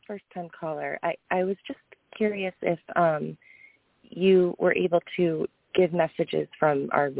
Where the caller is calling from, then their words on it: Massachusetts, United States; I'm calling from Massachusetts.